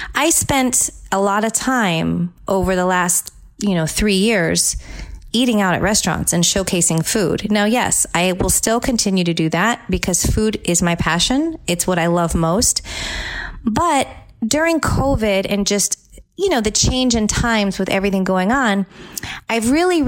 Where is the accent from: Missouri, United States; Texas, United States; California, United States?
California, United States; now in Tampa Bay, United States; my home state of California